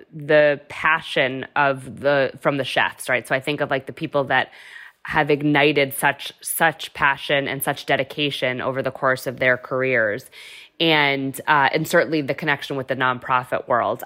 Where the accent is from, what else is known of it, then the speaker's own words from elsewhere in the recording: Massachusetts, United States; also born or lived in New Hampshire; I am actually from Massachusetts, but went to U N H